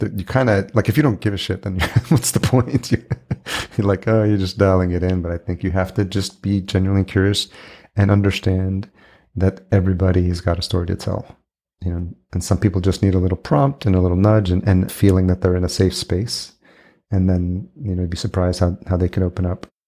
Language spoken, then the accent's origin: English; El Salvador; I was born in El Salvador